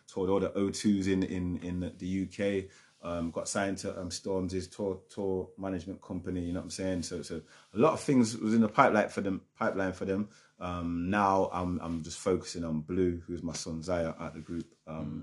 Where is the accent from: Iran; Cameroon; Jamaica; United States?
Jamaica; moved away; also born or lived in Germany; I'm Jamaican